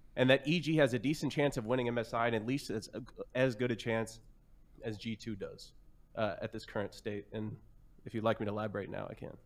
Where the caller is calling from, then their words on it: Kansas City, Missouri, United States; I'm calling from Kansas City, Missouri